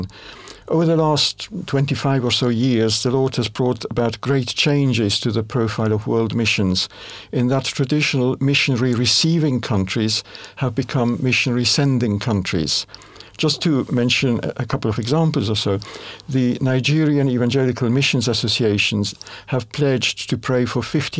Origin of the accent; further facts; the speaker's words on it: Switzerland; moved away; also born or lived in Indonesia / Myanmar / United Kingdom; Italian by nationality, but I grew up in Switzerland.